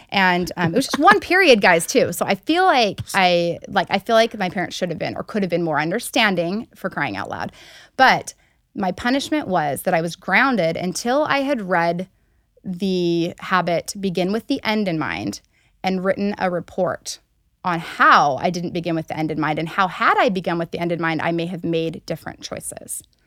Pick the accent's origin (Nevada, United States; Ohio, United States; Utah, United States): Utah, United States; Alpine; also born or lived in Colorado / Buckhead / San Diego; I grew up in Alpine, Utah